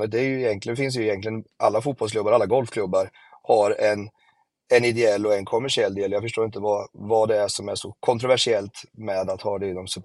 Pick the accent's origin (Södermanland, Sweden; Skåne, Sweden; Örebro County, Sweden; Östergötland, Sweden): Östergötland, Sweden; Jag kommer från Östergötland dessutom